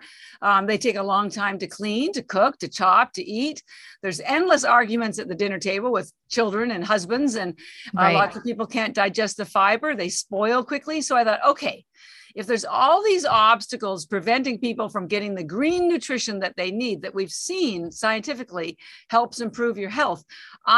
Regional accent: Canada; moved away as an adult; now in Boston, United States; I'm actually Canadian, although I've lived in Boston for 33 years

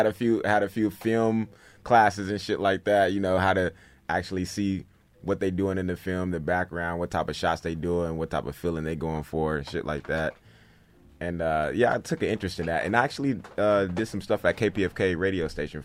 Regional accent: Los Angeles, California, United States; also born or lived in Lynwood; No, I was born in Linwood, which is right outside of Compton.

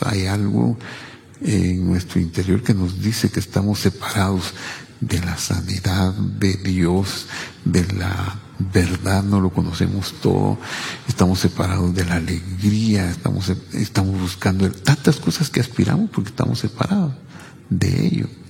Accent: Cabricán, Quetzaltenango, Guatemala; la iglesia presbiteriana de mi pueblo, Cabricán, que es Altenango

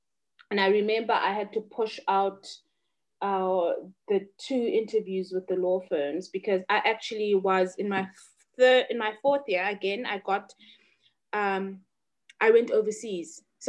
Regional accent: Butterworth, Eastern Cape, South Africa; As I said, I grew up in Butterworth.

